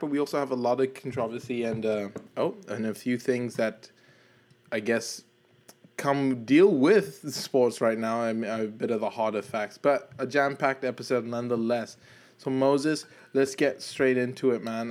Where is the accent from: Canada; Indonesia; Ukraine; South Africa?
South Africa; I'm from South Africa, and I did get to attend that World Cup